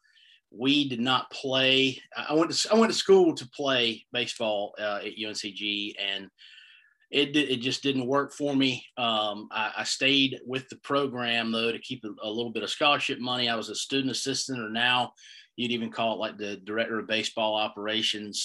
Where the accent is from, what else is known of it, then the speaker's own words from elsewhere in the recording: Greenville, North Carolina, United States; I'm from Greenville, North Carolina.